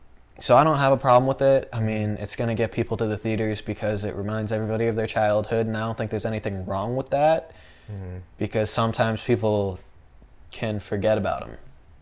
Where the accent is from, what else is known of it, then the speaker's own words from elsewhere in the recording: Sandwich, Massachusetts, United States; moved away as an adult; now in Burbank, United States; I live in a small town in Massachusetts called Sandwich